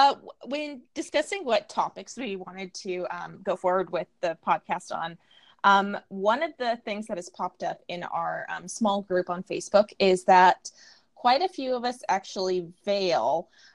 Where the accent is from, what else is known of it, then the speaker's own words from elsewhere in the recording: Texas, United States; I hail from Texas. I am married nearly a decade, and I have two young sons.